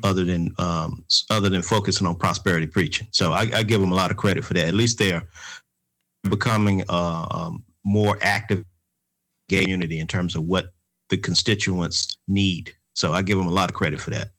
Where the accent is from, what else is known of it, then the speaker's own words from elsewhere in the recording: Atlanta, Georgia, United States; Three of us uh, are from the Grove Park community in Atlanta, Georgia. We graduated from the Grove Park Elementary School in 1900